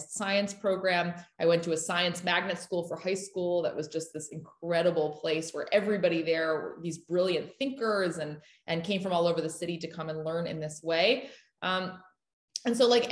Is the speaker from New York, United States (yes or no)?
no; Austin, Texas, United States; I was raised in Austin, Texas by my parents